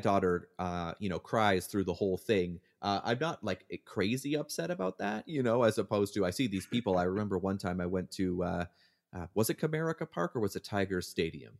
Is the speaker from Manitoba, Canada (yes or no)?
no; Hamilton, Ontario, Canada; moved away as an adult; now in United States; Hamilton is my hometown